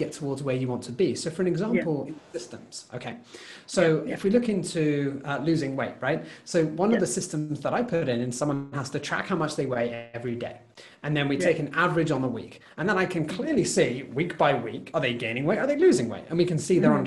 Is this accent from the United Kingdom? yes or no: yes; United Kingdom; as a British